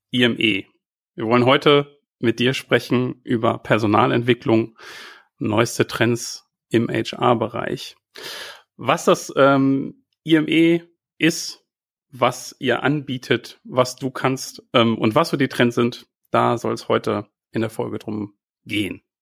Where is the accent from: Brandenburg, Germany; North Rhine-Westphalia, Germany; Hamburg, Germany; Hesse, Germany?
North Rhine-Westphalia, Germany; Werther; Geboren und aufgewachsen bin ich